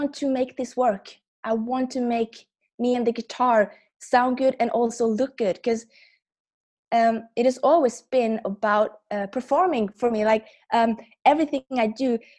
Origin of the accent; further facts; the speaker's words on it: Norway; I'm from Norway